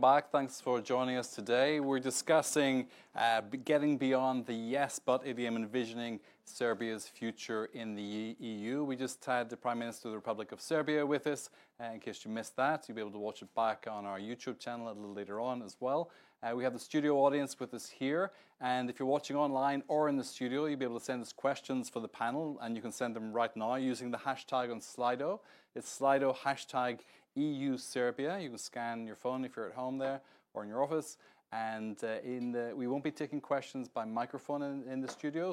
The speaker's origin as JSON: {"language": "English", "region": "Northern Ireland", "country": "United Kingdom", "moved": "yes", "lives_now": "Washington, United States", "said": "I come from the north of Ireland as well"}